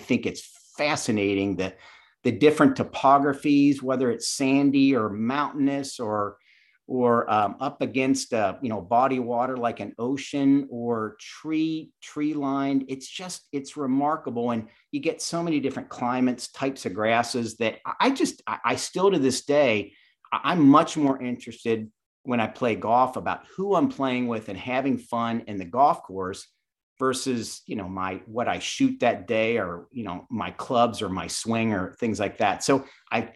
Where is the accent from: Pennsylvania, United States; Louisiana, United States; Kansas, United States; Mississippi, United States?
Pennsylvania, United States; Chambersburg; moved away; also born or lived in Statesboro, Georgia; I grew up in South Central Pennsylvania in Chambersburg.